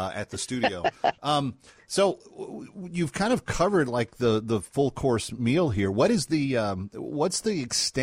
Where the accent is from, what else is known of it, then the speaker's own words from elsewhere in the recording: Scotland, United Kingdom; as a Scot